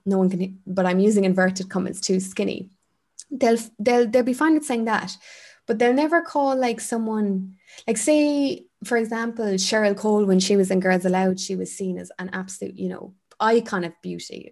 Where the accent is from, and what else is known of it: Ireland